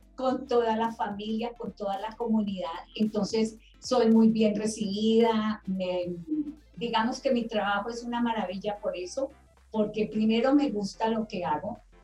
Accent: Palmira, Valle del Cauca, Colombia; moved away as an adult; also born or lived in Bogotá; Yo soy de Palmira Valle y tuve que emigrar a Bogotá para poder estudiar instrumentación quirúrgica

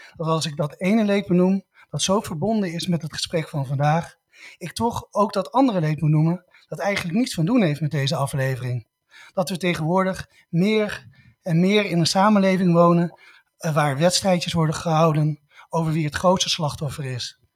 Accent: Netherlands; wij als Nederlanders

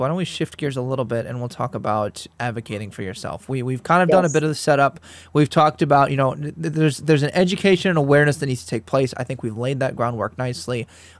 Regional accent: Midwest, United States; accent: Northern Midwestern; also born or lived in South; I grew up in the Midwest and then in the South, and now I'm back to the Midwest as I finish out my PhD.

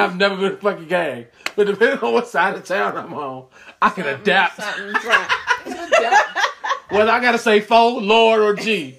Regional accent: Chicago, Illinois, United States; I'm from Chicago.

